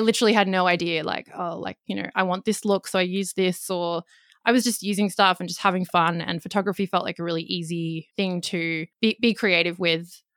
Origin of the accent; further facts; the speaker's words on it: Australia; accent: Australian; also born or lived in Gold Coast, Queensland; I'm in Australia, if you can tell by my accent